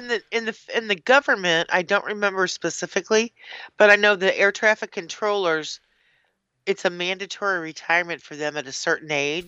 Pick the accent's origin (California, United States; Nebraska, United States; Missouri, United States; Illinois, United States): Missouri, United States; Clayton; I grew up in Clayton.